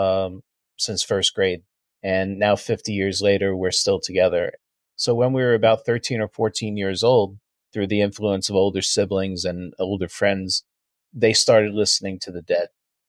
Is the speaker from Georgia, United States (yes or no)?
no; South Shore of Long Island, New York, United States; We grew up on the South Shore of Long Island